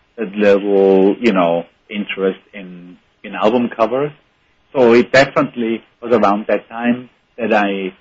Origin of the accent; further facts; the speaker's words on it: Bregenz, Vorarlberg, Austria; I went to a very terrible engineering school in my hometown in Bregenz